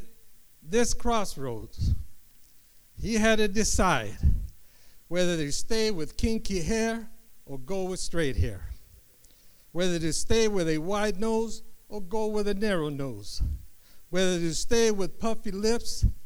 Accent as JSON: {"language": "English", "town": "Los Angeles", "region": "California", "country": "United States", "tie": "born or raised there", "said": "I was born and raised in South LA."}